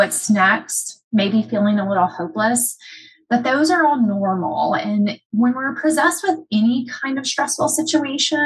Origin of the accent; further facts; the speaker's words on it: United States; My hometown was hit by Hurricane Katrina. My dad was living in New Orleans at the time.